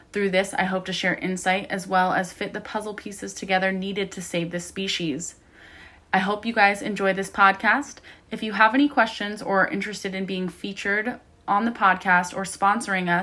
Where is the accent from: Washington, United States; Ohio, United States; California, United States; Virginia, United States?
Ohio, United States; moved away; I grew up in Ohio